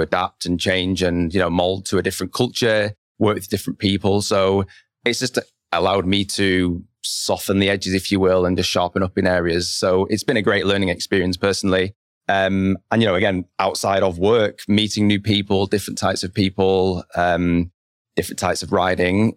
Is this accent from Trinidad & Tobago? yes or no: no; Lancaster, North West England, United Kingdom; moved away as an adult; also born or lived in London; now in Bentonville, United States; my hometown in Lancaster